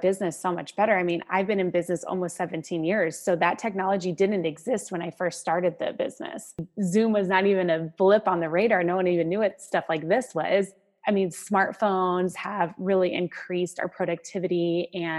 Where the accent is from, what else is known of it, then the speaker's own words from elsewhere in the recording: Arizona, United States; I grew up in Arizona, so I have an affinity towards desert living